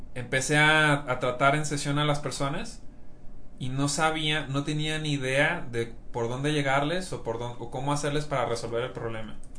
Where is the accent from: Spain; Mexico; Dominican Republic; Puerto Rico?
Mexico; yo soy mexicano